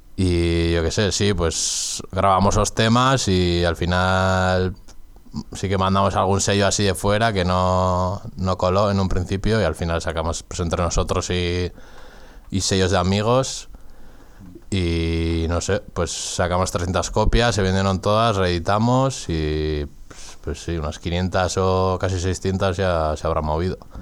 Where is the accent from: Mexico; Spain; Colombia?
Spain; Getaria, Basque Country; soy de Guetaria, de un pueblo pesquero que se habla ahí un euskera garrulo ahí en la calle